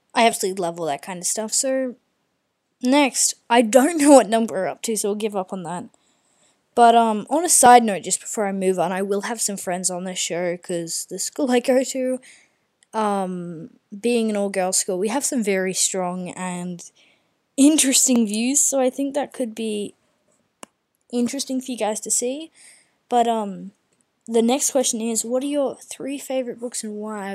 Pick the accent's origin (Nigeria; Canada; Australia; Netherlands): Australia; being Australian